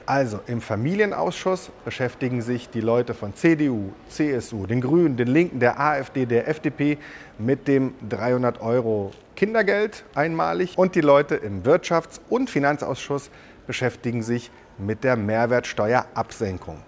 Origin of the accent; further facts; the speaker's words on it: Germany; Wir haben ja bei uns in Deutschland